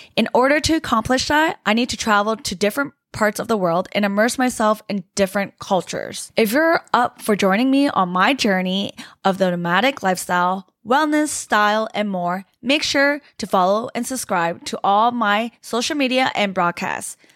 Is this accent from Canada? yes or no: yes; Canada; moved away as an adult; now in Asia; I was born and raised in Canada, so I am Canadian.